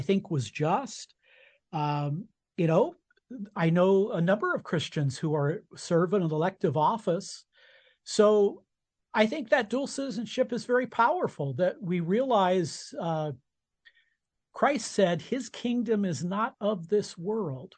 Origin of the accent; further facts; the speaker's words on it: United States; I was born in America. Uh, and as an American citizen, I I vote